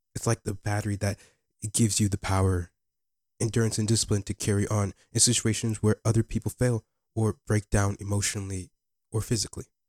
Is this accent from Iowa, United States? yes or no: yes; Bettendorf, Iowa, United States; also born or lived in Ghana; I live in Bettendorf, Iowa.